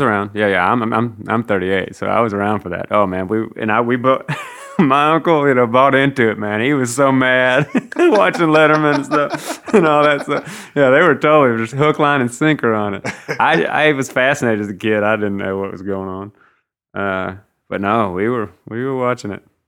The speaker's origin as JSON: {"language": "English", "region": "Mississippi", "country": "United States", "tie": "born or raised there", "said": "growing up in Mississippi"}